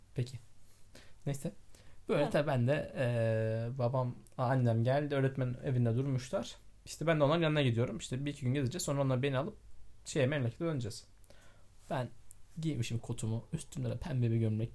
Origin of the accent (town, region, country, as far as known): Osmaniye, Turkey